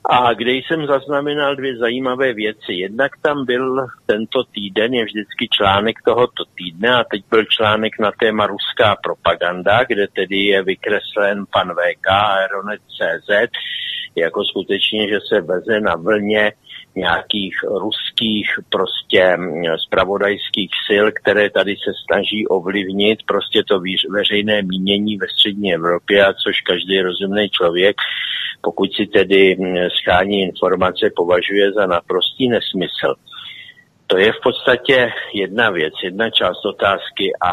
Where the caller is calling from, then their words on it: South Bohemian Region, Czechia; z Jižních Čech